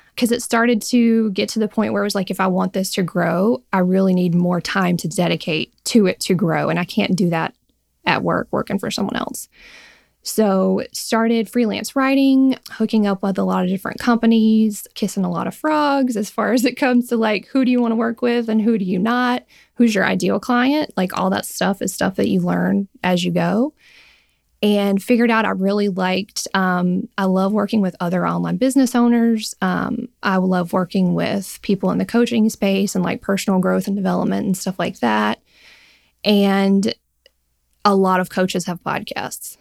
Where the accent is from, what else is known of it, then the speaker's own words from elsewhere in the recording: Alabama, United States; I am and am based still in Alabama